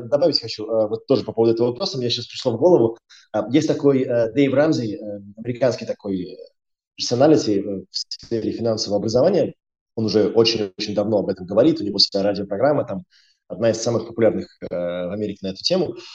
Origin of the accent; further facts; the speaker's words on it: Riga, Latvia; moved away as an adult; also born or lived in United Kingdom; я, я из Риги, я из Латвии, э, я учился в школе в Риге